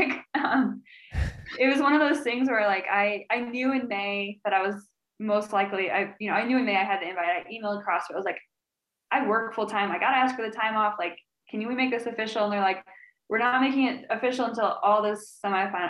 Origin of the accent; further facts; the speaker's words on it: Illinois, United States; now in St. Louis, United States; we're both from Illinois.